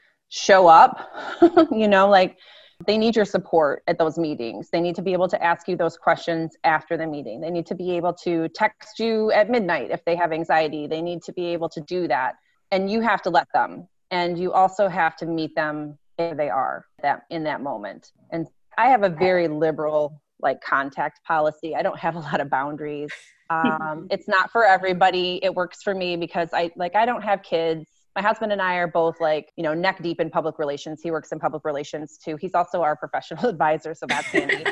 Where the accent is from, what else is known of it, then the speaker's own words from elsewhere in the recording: Midwest, United States; We're from the Midwest